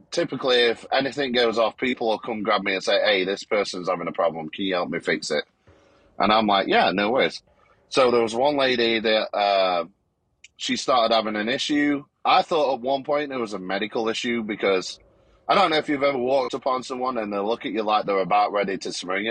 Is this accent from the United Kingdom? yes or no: yes; United Kingdom; now in Texas, United States; I'm here in Texas. I'm originally from Great Britain.